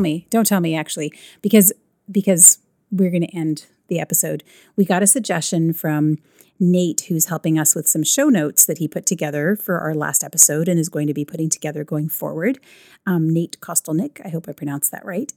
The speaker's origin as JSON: {"language": "English", "country": "Canada", "said": "I'm Canadian"}